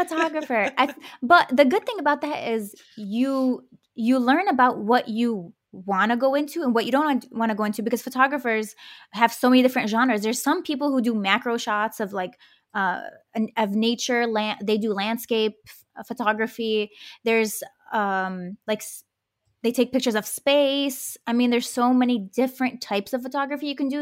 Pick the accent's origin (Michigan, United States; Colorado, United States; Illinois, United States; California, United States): Michigan, United States; Detroit; my parents immigrated from the Middle East, and I grew up in Detroit